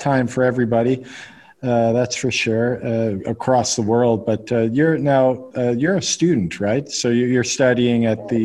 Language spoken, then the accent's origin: English; Canada; now in United Arab Emirates; I live in the UAE, as I mentioned to you, and I'm from Canada, though